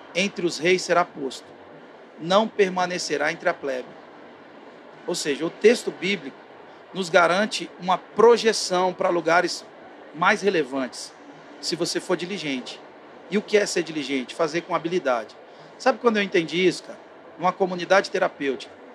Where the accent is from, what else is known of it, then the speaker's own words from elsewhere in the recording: interior of Goiás, Brazil; eu sou lá do interior de Goiás